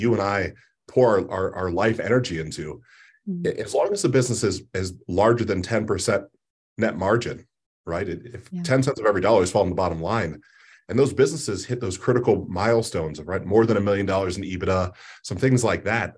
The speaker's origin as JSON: {"language": "English", "region": "Ohio", "country": "United States", "tie": "born or raised there", "said": "I'm a basic guy from the Midwest. I'm born and raised in Ohio in different parts."}